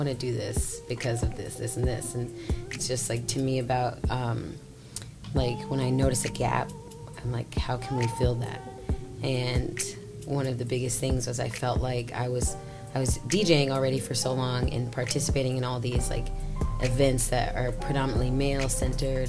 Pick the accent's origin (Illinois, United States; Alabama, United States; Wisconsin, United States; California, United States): Illinois, United States; Dunlap; moved away; also born or lived in Chicago; I'm from Dunlap. It's a really small town outside of Peoria